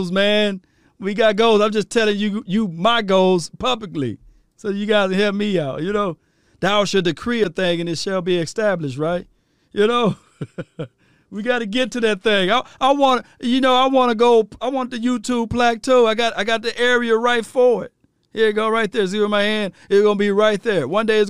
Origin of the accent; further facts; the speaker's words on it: Mississippi, United States; I'm from Mississippi, so I know I don't talk like talk like you guys